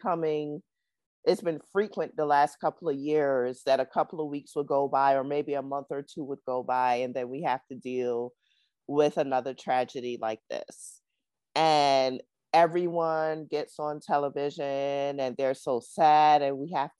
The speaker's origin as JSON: {"language": "English", "region": "New York", "country": "United States", "also_born_or_lived": "Charlotte", "said": "I'm from New York and, you know, we're nice some days, but some days we're not."}